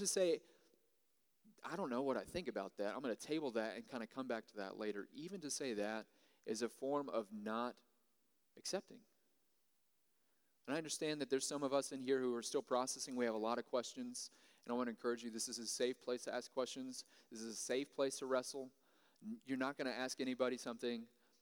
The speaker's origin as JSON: {"language": "English", "country": "United States"}